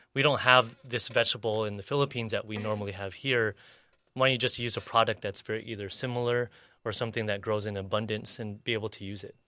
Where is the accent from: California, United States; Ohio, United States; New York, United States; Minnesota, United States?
California, United States; National City; also born or lived in San Ysidro / Paradise Hills; I grew up in National City.